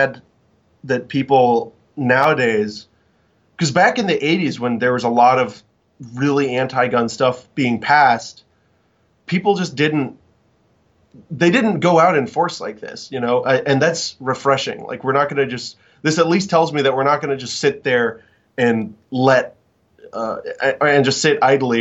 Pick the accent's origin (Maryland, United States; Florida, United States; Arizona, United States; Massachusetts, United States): Florida, United States; in my home country of Florida